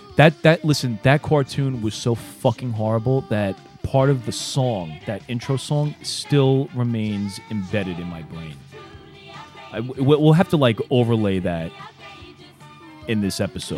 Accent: New York City, New York, United States; my neighborhood growing up in Brooklyn

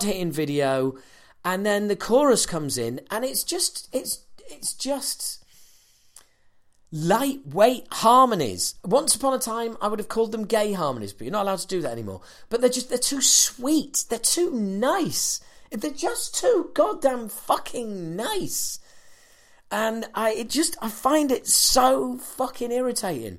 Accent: Yorkshire and the Humber, United Kingdom; the reason I'm saying it like that is because I'm from Yorkshire

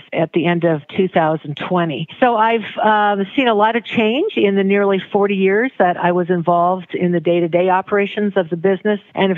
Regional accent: Pella, Iowa, United States; also born or lived in Western Michigan / Omaha; I grew up in Pella, Iowa

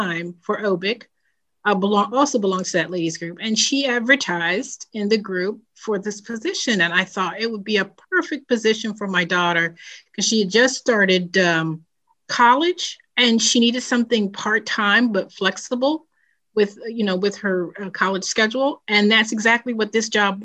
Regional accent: New Jersey, United States; now in Maryland, United States; I'm originally from New Jersey.

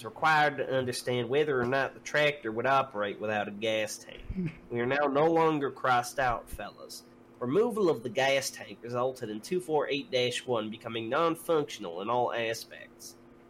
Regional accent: United States; I am American.

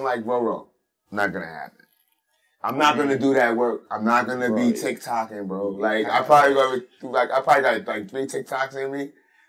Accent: Brooklyn, New York, United States; Growing up in these certain parts, you know, like because I'm from Brownsville, of course I'm, you know, partial to Brownsville

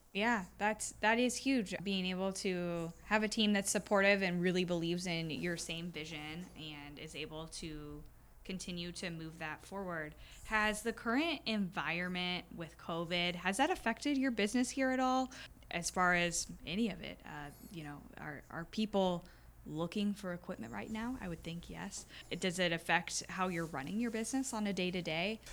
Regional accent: Iowa, United States; I was born and raised in Iowa

